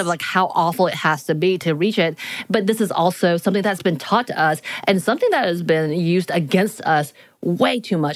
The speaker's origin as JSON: {"language": "English", "region": "Appalachian Mountains", "country": "United States", "tie": "born or raised there", "moved": "yes", "said": "I live in a mountain town. So I'm at the foothills of the Appalachian Mountains."}